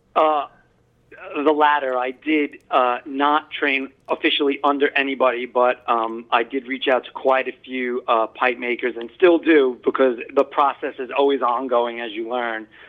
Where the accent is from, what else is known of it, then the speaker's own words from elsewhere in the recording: Long Island, New York, United States; also born or lived in Brooklyn, New York; I was born in Brooklyn and moved out to Long Island, Hop uh, actually, um, when I was very young.